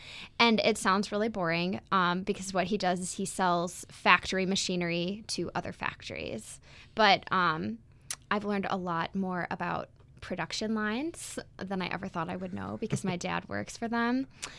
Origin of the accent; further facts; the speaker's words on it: Beaver Dam, Wisconsin, United States; also born or lived in Park Ridge, Illinois; I was born in Park Ridge, Illinois. And I lived there with my mom and my dad and my younger sister and my brother until I was in second grade. And then we moved to Beaver Dam, Wisconsin, which is where I grew up